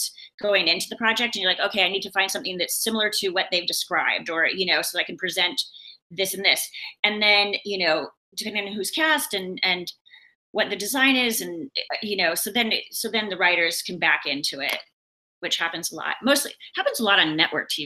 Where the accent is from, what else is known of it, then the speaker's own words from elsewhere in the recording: Seattle, Washington, United States; I'm from Seattle, and I grew up, you know, like I came of age with a lot of the grunge artists